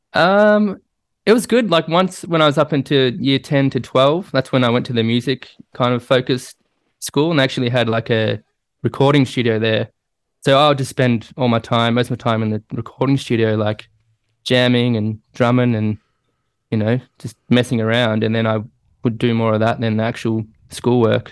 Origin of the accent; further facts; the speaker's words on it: Melbourne, Victoria, Australia; I grew up in Melbourne